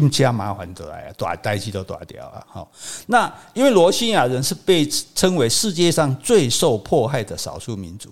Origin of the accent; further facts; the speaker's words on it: Taiwan; 我们台湾人